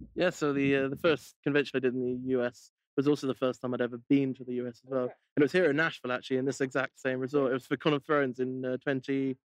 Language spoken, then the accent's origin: English; United Kingdom; I'm so British